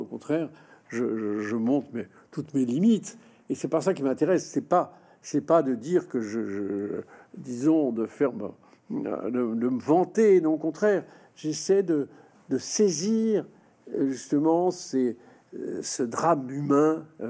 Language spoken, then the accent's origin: French; France; la France nous a imprégnés